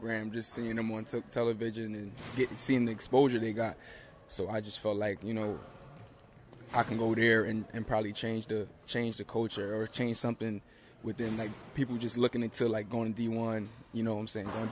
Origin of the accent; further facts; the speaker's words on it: Philadelphia, Pennsylvania, United States; moved away as an adult; now in Raleigh, United States; growing up in Philly for me, playing basketball